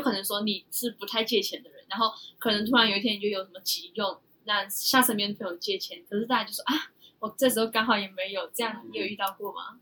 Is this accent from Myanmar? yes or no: yes; Myanmar; now in Taiwan; 那我们身为缅甸人就没办法申请嘛